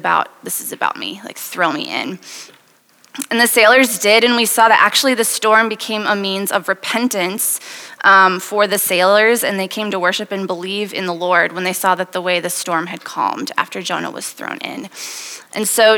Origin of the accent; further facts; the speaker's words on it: Wisconsin, United States; moved away as an adult; now in Iowa City, United States; I am originally from Wisconsin, and I moved to Iowa City 6 years ago to go to medical school